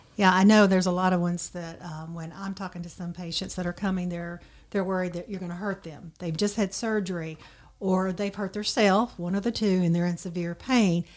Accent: Dyersburg, Tennessee, United States; I'm also from Dyersburg originally

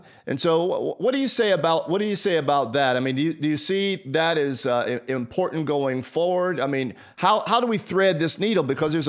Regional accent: United States; I am an American, and proudly so, and a person of faith.

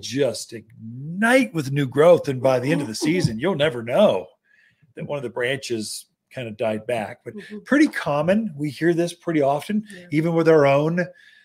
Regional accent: the South, United States; accent: Southern; now in Prescott, United States; coming from a Southern boy

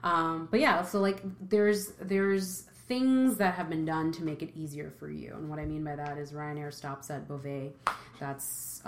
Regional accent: New York, United States; As a New Yorker

